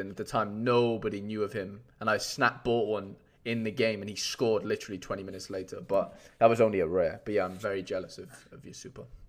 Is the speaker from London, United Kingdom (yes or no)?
no; Wales, United Kingdom; I'm a golden Welshman right now